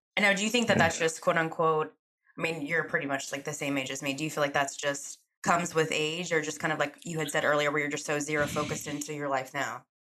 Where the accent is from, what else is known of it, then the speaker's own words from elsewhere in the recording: Charlotte, North Carolina, United States; I'm from Charlotte. I was born and raised here